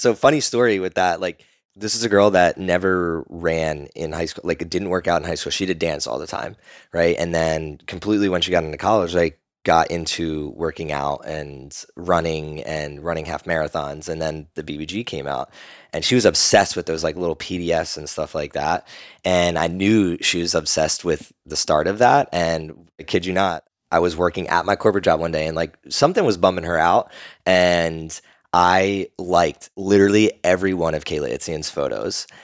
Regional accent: Burlington, New Jersey, United States; I say I'm from Philly because nobody knows I'm from South Jersey

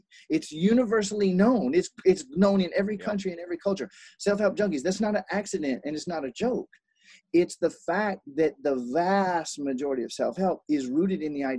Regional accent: South Carolina, United States; also born or lived in Columbus, Ohio; now in Hawaii, United States; But I was born in Columbus, Ohio. I lived in South Carolina most of my life, and I traveled almost nonstop. So I have 42 different accents. And now I've been in Hawaii now for 9 years.

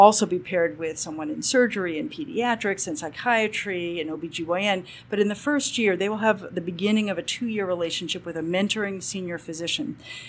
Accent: Boston, Massachusetts, United States; moved away as an adult; now in California, United States; Boston born and bred, and thought I'd be there the rest of my life. I went to school sort of up and down the East Coast.

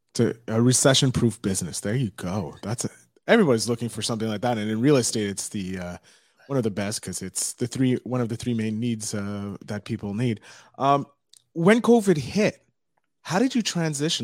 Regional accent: Montreal, Quebec, Canada; I'm from Montreal

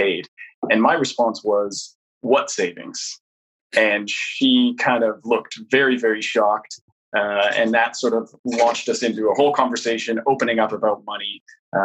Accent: Canada; now in London, United Kingdom; I'm originally Canadian, but me and my partner, who's of Polish heritage, met here in London, and that's where we currently live.

